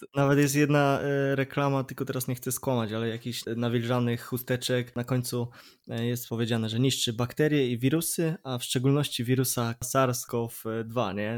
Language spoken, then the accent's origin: Polish; Poznań, Greater Poland, Poland; jestem z Poznania